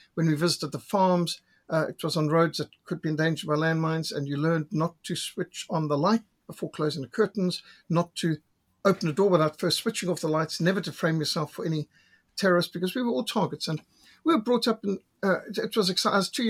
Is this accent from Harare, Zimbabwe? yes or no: no; Bulawayo, Zimbabwe; also born or lived in Cape Town, South Africa; now in South Africa; For the last 62 years, Africa's been my home. And I was born in Cape Town, South Africa, but raised in Rhodesia, in Bulawayo, Rhodesia, what was a wonderful paradise-like part of the earth back in the 60s and 70s.